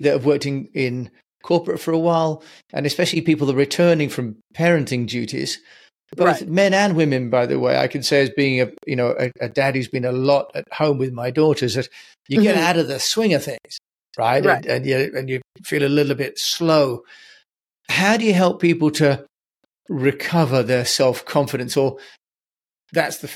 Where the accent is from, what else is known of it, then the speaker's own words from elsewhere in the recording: United Kingdom; I'm British